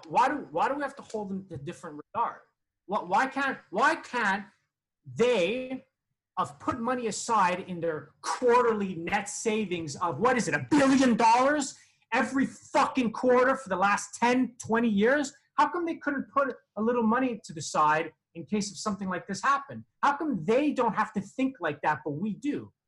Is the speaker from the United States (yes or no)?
no; Canada; moved away; I am Canadian